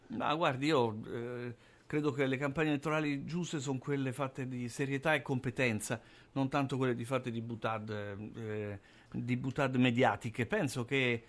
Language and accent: Italian; Rome, Lazio, Italy; moved away as an adult; also born or lived in Milan; sono italiano, sono romano, sono nato a Roma, ho vissuto, studiato, ho lavorato a Roma